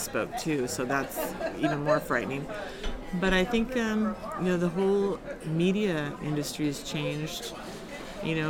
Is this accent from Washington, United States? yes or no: yes; Washington, United States; my home state of Washington State